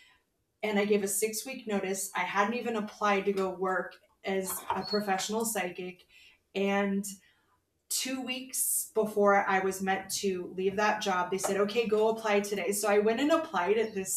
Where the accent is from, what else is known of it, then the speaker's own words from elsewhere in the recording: Fullerton, California, United States; moved away as an adult; also born or lived in Anaheim, California; now in Phoenix, United States; I grew up in Southern California. I was born in Anaheim and raised in Fullerton